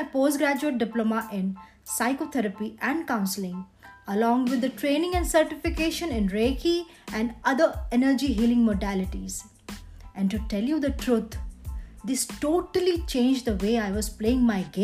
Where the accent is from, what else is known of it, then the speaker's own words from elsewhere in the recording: India; I am an Indian female entrepreneur